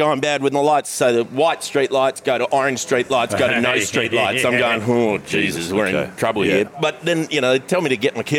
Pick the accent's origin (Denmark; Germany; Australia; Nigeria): Australia; Perth, Western Australia; moved away as an adult; also born or lived in New South Wales; now in Sydney, Australia; I'm from Perth